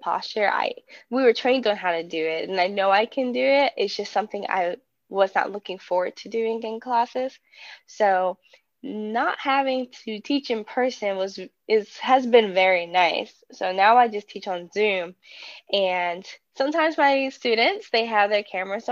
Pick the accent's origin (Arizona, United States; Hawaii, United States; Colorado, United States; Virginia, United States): Virginia, United States; Danville; I am from Danville, Virginia. It's a very small southwest rural town, like right on the border of North Carolina. I grew up with my family